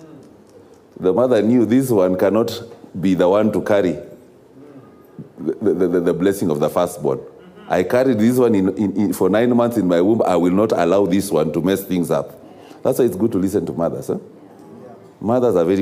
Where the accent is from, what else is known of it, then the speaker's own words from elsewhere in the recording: Kenya; a country such as ours of Kenya